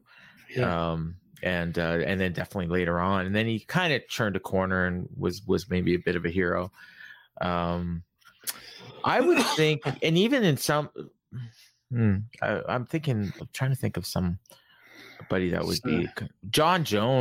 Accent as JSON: {"language": "English", "country": "Canada", "said": "But I'm Canadian, yeah."}